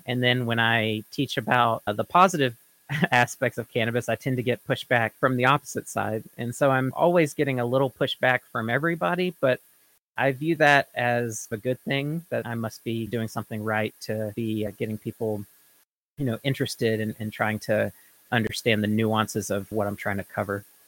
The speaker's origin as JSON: {"language": "English", "town": "Florence", "region": "Mississippi", "country": "United States", "tie": "born or raised there", "moved": "yes", "lives_now": "Oregon, United States", "said": "my hometown of Florence, Mississippi"}